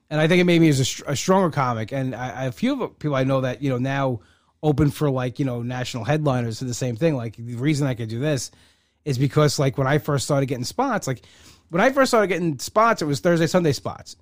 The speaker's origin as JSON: {"language": "English", "area": "Long Island", "region": "New York", "country": "United States", "said": "I come from Long Island"}